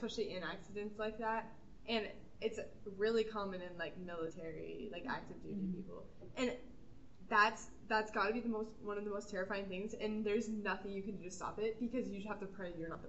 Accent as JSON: {"language": "English", "town": "Louisville", "region": "Kentucky", "country": "United States", "tie": "born or raised there", "said": "I was raised in Louisville, and my mom was, like, a single mom, so we weren't that, like, privileged when I was growing up"}